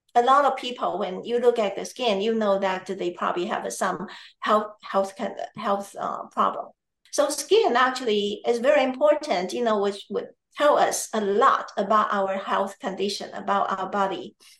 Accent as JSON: {"language": "English", "country": "Taiwan", "moved": "yes", "lives_now": "United States", "said": "I am originally from Taiwan"}